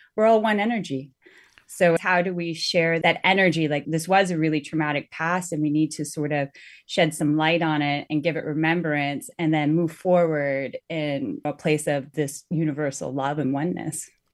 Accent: Northwest Territories, Canada; moved away; I'm originally from the Northwest Territories and we're the Dene

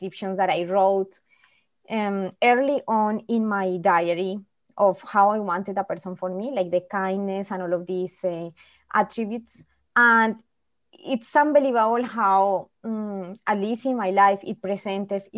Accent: Colombia; moved away as an adult; now in Winnipeg, Canada; I'm originally from Colombia. For some people, maybe they are familiar, South America. It's a very poor country, and I happen to be born in a very poor family also

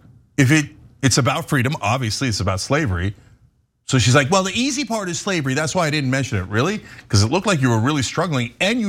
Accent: the South, United States; I'm from the South and I love peach cobbler, but thank God the North won.

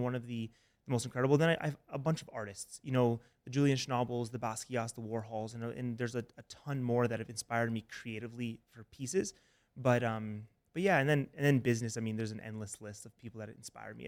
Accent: Toronto, Ontario, Canada; moved away as an adult; also born or lived in Alabama; I'm from Toronto, Canada.

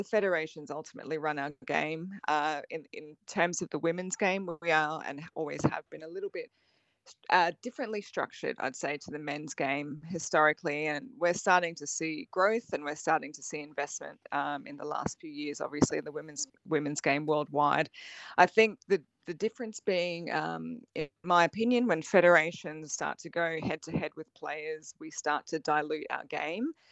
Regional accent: Queensland, Australia; I'm a Queenslander

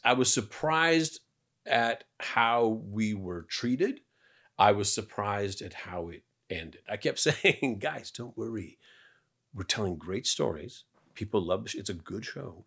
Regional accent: Canada; moved away; I'm Canadian.

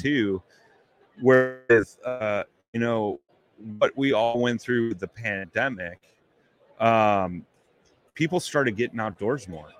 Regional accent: Chicago, Illinois, United States; I'm a blues man. I'm from Chicago.

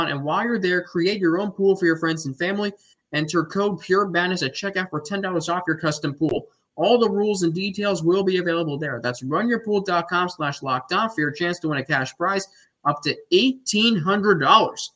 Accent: Cincinnati, Ohio, United States; moved away; my hometown up in Cincinnati, where I was from.

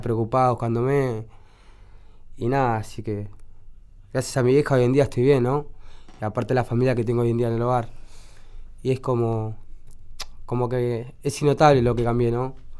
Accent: Buenos Aires, Argentina; yo me crié en la 71, nací ahí.

